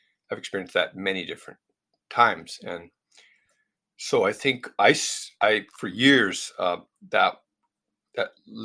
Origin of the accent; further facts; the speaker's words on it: United States; being a Westerner, being an American